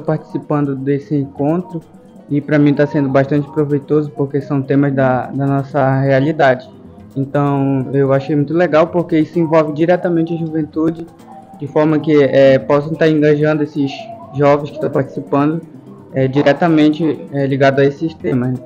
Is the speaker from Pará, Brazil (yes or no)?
yes; Anã community, Pará, Brazil; sou da comunidade de Anã